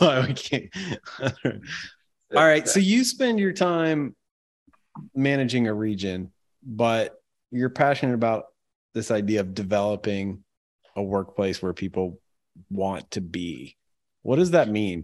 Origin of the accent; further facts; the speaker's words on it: Ohio, United States; I'm from Ohio